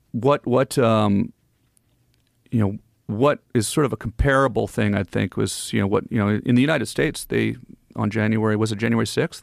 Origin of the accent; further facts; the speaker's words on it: Ottawa, Ontario, Canada; moved away as an adult; also born or lived in Los Angeles; I'm from Ottawa, so I grew up, you know, the Parliament Hill